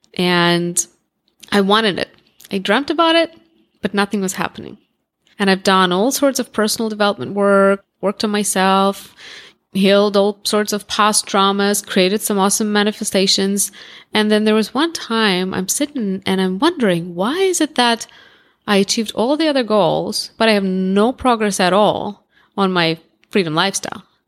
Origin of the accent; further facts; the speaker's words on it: Russia; accent: Russian; first language Russian; English is a second language; moved away as an adult; also born or lived in Moscow, Russia; now in United States; I grew up in Russia, I was born in Russia